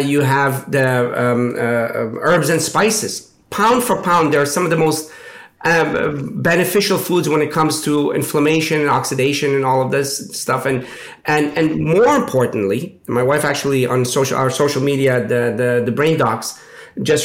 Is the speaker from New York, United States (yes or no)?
no; Pittsburgh, Pennsylvania, United States; I grew up in Pittsburgh